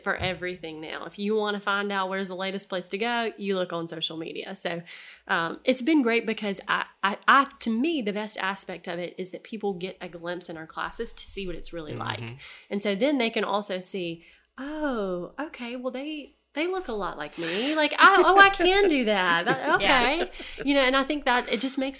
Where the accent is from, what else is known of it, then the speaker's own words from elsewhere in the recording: Headland, Alabama, United States; I grew up in Headland